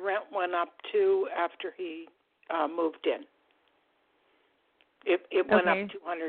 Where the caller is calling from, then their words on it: Florida, United States; I'm calling from Florida.